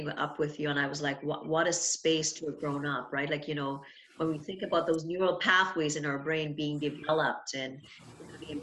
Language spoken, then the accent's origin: English; Trinidad & Tobago; I grew up in Trinidad and Tobago, and I grew up around people in oil